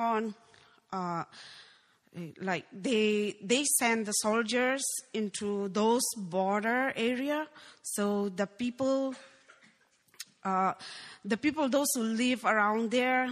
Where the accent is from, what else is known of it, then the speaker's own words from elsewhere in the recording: Falam, Chin State, Myanmar; now in United States; I was born in Chinsteng, Burma, very small town called Phalam